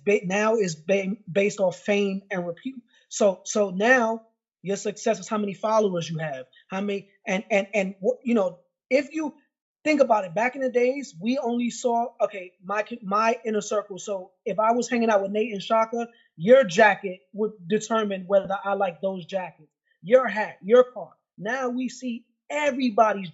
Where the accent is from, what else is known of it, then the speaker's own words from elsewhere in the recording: New York, United States; moved away as an adult; also born or lived in Florida; I'm from New York. I had a rough upbringing